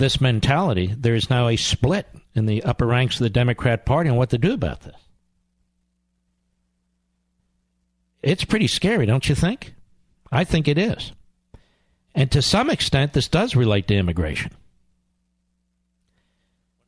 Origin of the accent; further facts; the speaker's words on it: Philadelphia, Pennsylvania, United States; growing up around Philadelphia